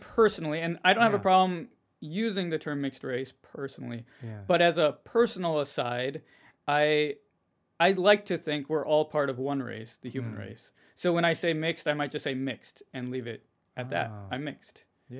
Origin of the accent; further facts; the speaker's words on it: Minnesota, United States; we're currently in Minnesota. We're both from Minnesota.